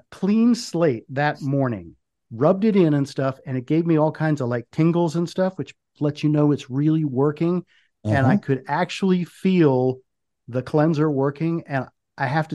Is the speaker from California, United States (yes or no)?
no; Washington, District of Columbia, United States; I grew up in the Washington, D.C. area